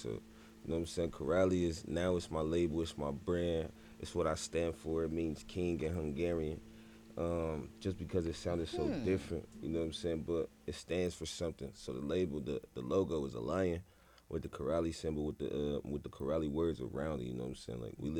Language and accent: English; Columbus, Ohio, United States; I am from Columbus, Ohio.